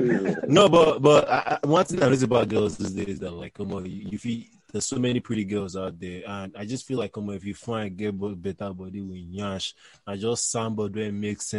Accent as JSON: {"language": "English", "country": "Nigeria", "said": "the other thing is that we're all Nigerian"}